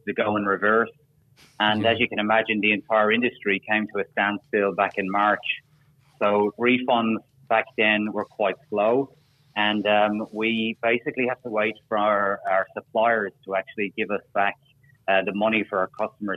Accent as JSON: {"language": "English", "country": "Ireland", "moved": "yes", "lives_now": "Australia", "said": "I'm an Irishman"}